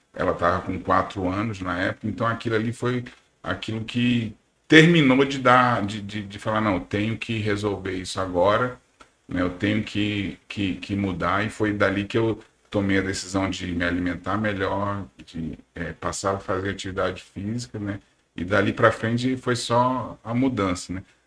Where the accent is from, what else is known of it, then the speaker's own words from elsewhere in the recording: São Paulo, Brazil; moved away as an adult; also born or lived in Recife; now in Manaus, Brazil; eu nasci em São Paulo, e... mas já moro aqui em Manaus há 26 anos